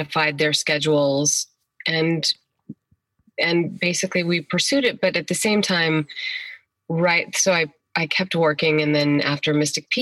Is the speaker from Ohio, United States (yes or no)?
no; Iowa, United States; moved away; also born or lived in New Mexico; raised in Iowa, started working in theater locally when I was 9